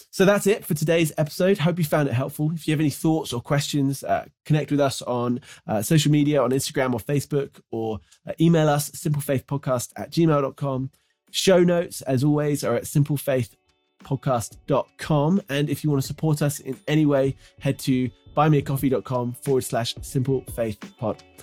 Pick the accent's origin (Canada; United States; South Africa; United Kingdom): United Kingdom; moved away as an adult; as someone who grew up in the U K, where there isn't much natural beauty, uh, it's certainly where I grew up, just kind of west of London a little bit